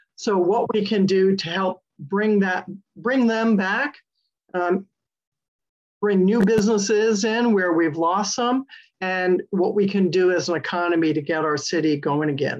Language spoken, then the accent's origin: English; Connecticut, United States; now in Pleasant Hill, United States; I was born and raised in Connecticut